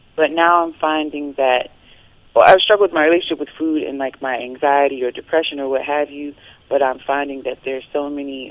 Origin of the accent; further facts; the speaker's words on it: North Carolina, United States; moved away; my home state of North Carolina